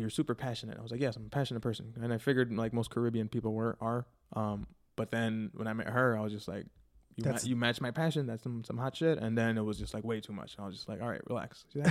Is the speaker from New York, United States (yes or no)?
no; Chicago, Illinois, United States; A Humble Park and Logan Square for the most part.